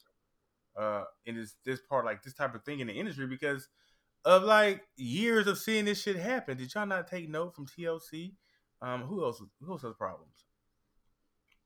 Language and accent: English; North Carolina, United States; now in Australia; because of where I grew up. I'm from North Carolina